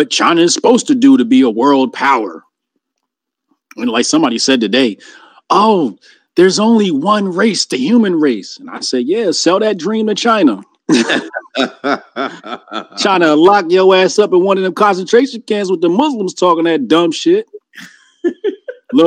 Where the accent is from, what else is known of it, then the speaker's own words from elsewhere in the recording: Jamaica; I'm Jamaican